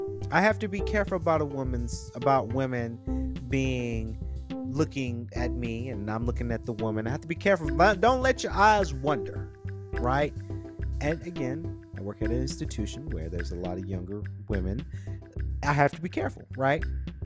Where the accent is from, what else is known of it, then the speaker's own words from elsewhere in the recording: the South, United States; I'm sorry, I'm from the South, so we say cooler.